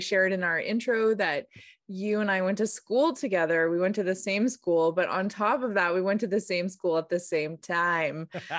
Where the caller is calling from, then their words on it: British Columbia, Canada; I'm calling in from the Sayux territory in the Okanagan.